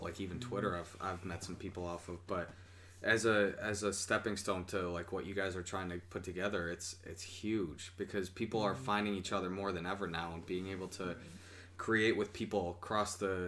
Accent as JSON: {"language": "English", "town": "Syracuse", "region": "New York", "country": "United States", "tie": "born or raised there", "said": "I am from Syracuse, born and raised"}